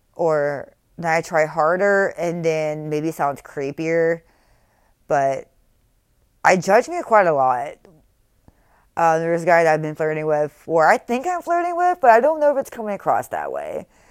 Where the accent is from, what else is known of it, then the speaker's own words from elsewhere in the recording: North Carolina, United States; also born or lived in Texas; I'm from North Carolina